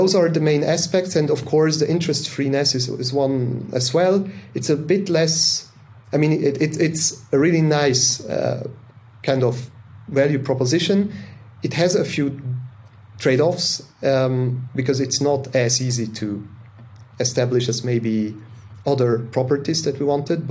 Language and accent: English; Zug, Switzerland; I live in Switzerland in the crypto valley, so to say, because that's where I grew up, in the canton of Zug